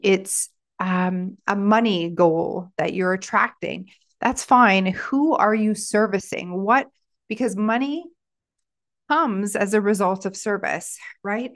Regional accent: Stratford, Ontario, Canada; in my hometown of Stratford

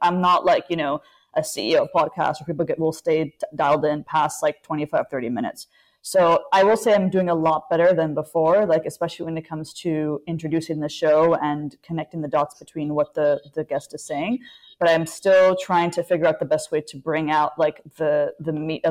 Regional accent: Abu Dhabi, United Arab Emirates; also born or lived in Egypt; I'm from Abu Dhabi.

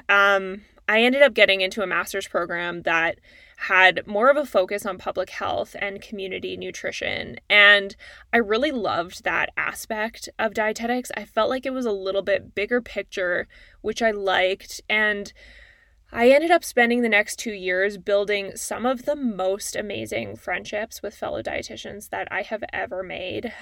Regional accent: Calgary, Alberta, Canada; now in Toronto, Canada; I'm a Canadian. Uh, I grew up in Calgary, Alberta, and now I live in Toronto.

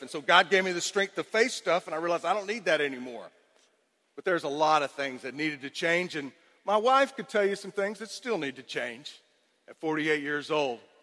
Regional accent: Cypress, Texas, United States; I grew up in Cypress, Texas

